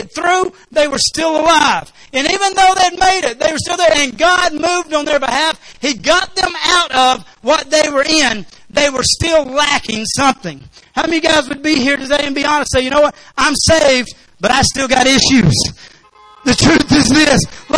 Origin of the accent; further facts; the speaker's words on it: Arkansas, United States; I'm from Arkansas